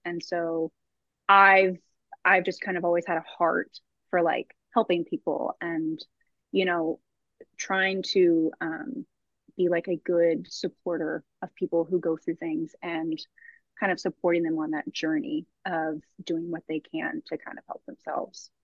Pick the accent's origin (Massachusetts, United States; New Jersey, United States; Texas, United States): Texas, United States; Austin; born and raised in Austin